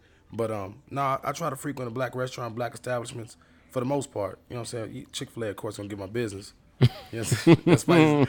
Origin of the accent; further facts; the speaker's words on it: Nigeria; Like, I'm Nigerian.